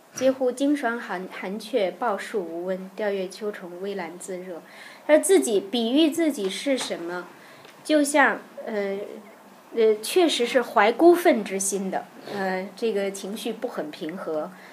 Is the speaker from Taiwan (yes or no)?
no; Tianjin, China; 因为我是天津人，相声的培育是从小在收音机里耳濡目染的